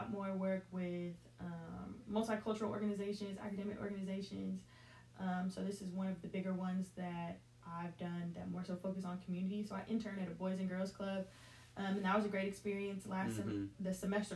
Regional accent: Henry County, Georgia, United States; also born or lived in Jacksonville, Florida; we came to Georgia when I was 6 years old. So now at 23, I might as well say that I'm from Georgia

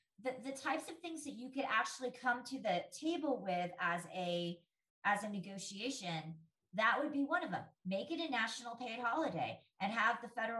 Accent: California, United States; now in Colorado, United States; I grew up in California and I grew up voting on Election Day.

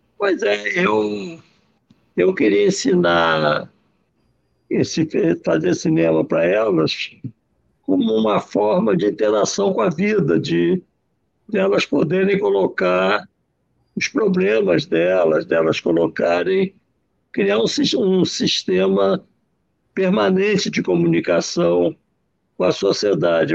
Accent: Rio de Janeiro, Brazil; Eu nasci na Tijuca, na rua Adolfo Mota

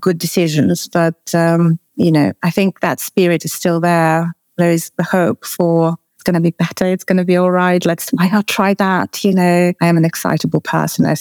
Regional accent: Russia; moved away; I was born in Russia

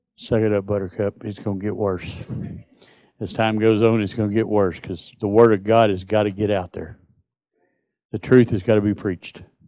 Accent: United States; I'm from Texas, Mississippi.

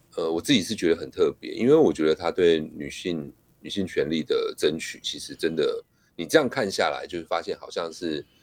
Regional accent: Taiwan; 我们台湾人比较熟悉寡戏

